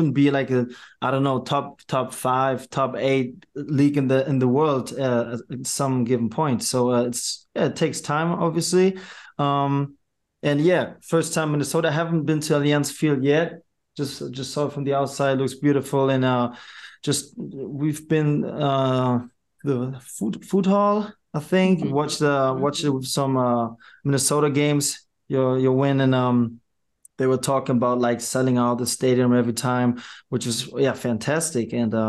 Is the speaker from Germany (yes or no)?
yes; Germany; also born or lived in New York; Well, it's hard to put it in words since I was born and raised in Germany.